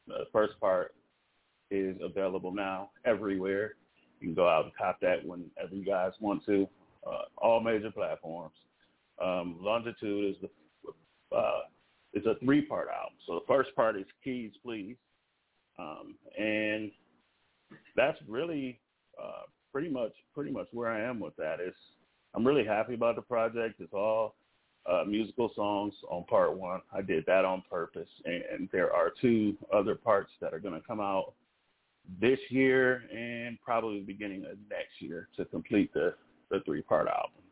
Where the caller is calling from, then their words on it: Los Angeles, California, United States; I am calling from Los Angeles, California.